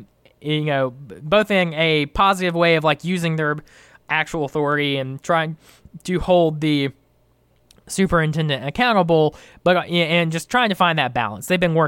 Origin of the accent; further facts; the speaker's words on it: Athens, Georgia, United States; now in Oglethorpe, United States; Well, it's not my hometown anymore. I live just outside Athens Clark now in Oglethorpe.